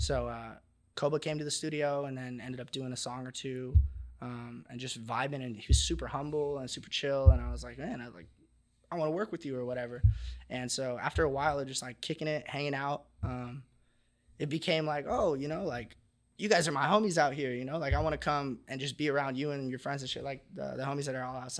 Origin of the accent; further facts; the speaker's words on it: Huntington Beach, California, United States; I'm from Huntington